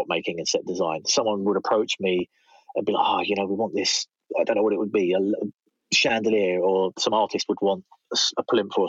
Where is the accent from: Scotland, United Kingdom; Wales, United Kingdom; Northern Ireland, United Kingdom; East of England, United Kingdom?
East of England, United Kingdom; Southend-on-Sea; moved away as an adult; also born or lived in London; I went to uni in Essex. That's where I'm from Southend